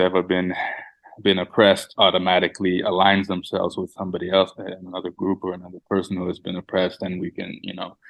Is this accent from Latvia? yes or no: no; Canada; growing up in Canada